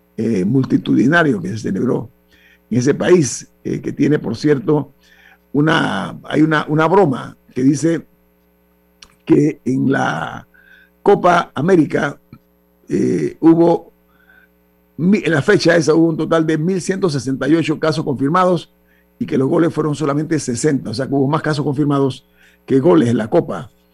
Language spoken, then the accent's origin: Spanish; Panama; como ciudadano panameño